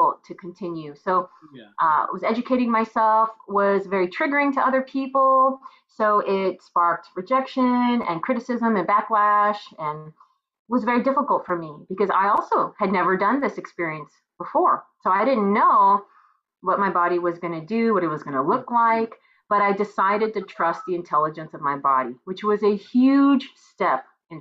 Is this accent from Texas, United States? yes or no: yes; Texas, United States; this is my hometown